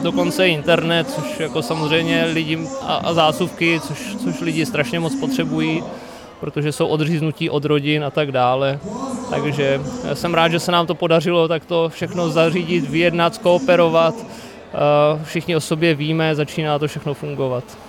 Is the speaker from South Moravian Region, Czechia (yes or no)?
yes; Brno, South Moravian Region, Czechia; jsem z Brna